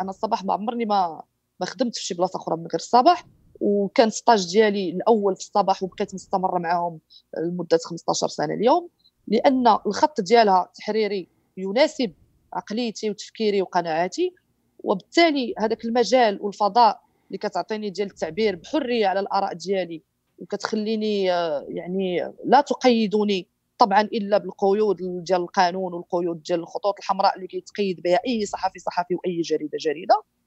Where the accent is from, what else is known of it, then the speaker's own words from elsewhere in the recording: Morocco; أنا مغربية